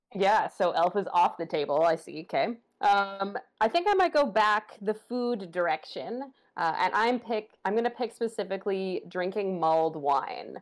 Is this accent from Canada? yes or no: yes; Ottawa, Ontario, Canada; growing up in Ottawa